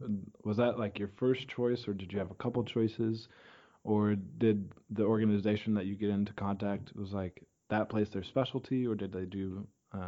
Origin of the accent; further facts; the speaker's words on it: Terre Haute, Indiana, United States; Okay, because if you're like, I'm from Terre Haute, and so anyone from Terre Haute, they'll say, oh, I'm from Brazil